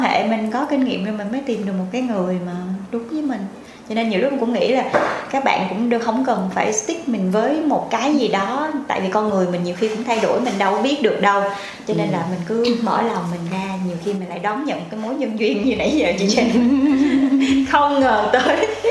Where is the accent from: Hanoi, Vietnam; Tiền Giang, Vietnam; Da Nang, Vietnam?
Tiền Giang, Vietnam; My Tho; về quê của em em ở dưới mỹ tho